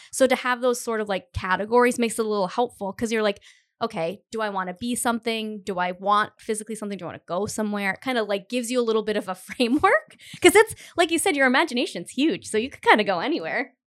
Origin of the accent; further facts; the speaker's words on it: Cumberland, Rhode Island, United States; now in Providence, United States; I'm from Cumberland, and all my family still lives there